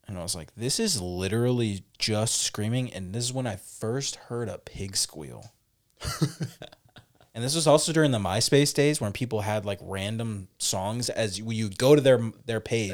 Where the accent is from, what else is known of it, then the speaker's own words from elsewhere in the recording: California, United States; I grew up in the Bay Area during, like, the birth really of the hyphy movement